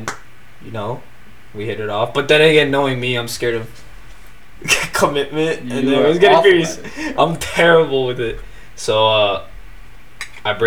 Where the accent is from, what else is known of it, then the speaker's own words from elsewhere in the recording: New York City, New York, United States; moved away; I'm from New York, Queens